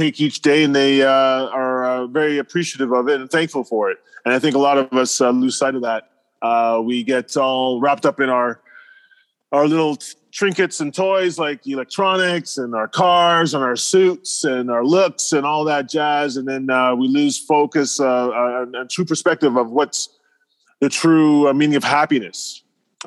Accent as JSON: {"language": "English", "country": "Canada", "said": "I'm from Canada and I have some kids"}